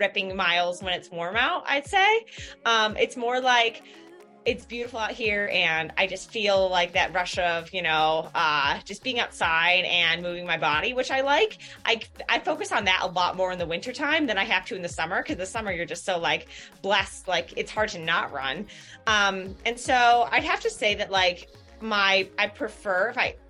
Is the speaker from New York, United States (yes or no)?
yes; Ithaca, New York, United States; moved away as an adult; now in Boulder, United States; I grew up like outside of Ithaca and then went to college there for a year